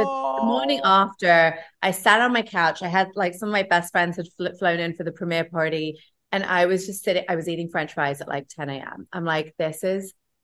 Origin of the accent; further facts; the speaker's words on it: England, United Kingdom; also born or lived in Los Angeles / Asia; now in New York, United States; I grew up in England. I lived in LA. I lived in New York. I spent some time in Asia